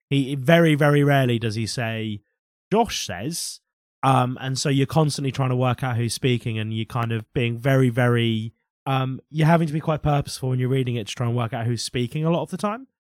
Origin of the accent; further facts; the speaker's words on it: United Kingdom; I grew up working class in Britain